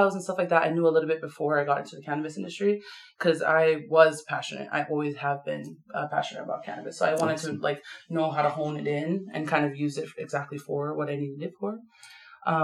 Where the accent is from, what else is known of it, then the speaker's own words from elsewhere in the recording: Maui, Hawaii, United States; moved away; I'm from Maui